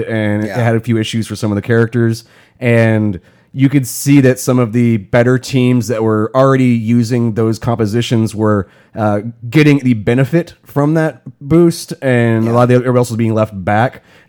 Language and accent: English; Houston, Texas, United States; now in Austin, United States; So yeah, originally we're from Houston